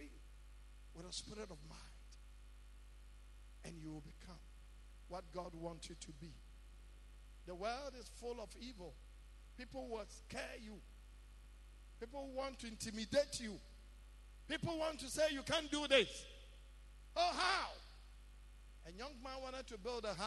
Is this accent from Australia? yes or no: no; Ghana; Being a Ghanaian